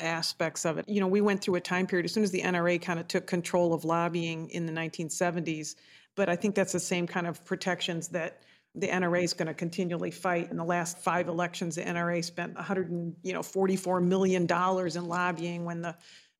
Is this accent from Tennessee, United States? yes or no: no; Detroit, Michigan, United States; I come from Detroit